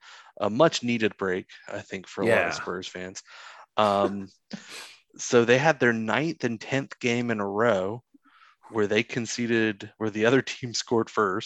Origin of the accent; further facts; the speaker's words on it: East Coast, United States; As an American, and particularly an American on the East Coast